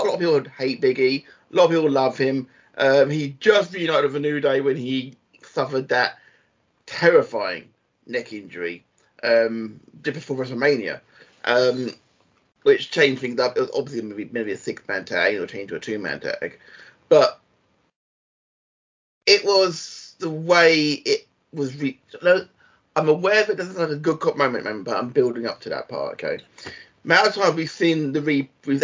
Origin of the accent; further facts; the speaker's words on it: Blackpool, North West England, United Kingdom; You've been to my hometown